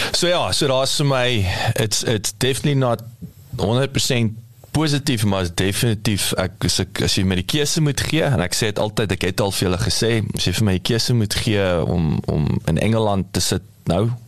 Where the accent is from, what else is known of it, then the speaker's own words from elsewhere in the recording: South Africa; ons as Suid-Afrikaners